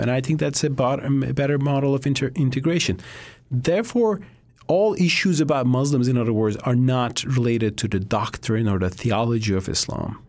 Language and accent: English; Turkey; now in United States; I'm from Turkey